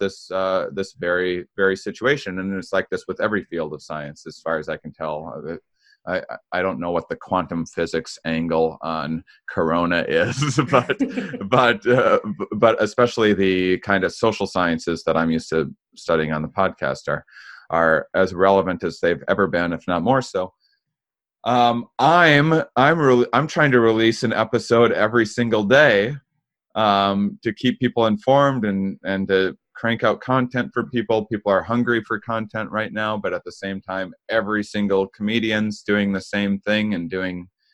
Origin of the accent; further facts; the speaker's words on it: Wisconsin, United States; I'm from Wisconsin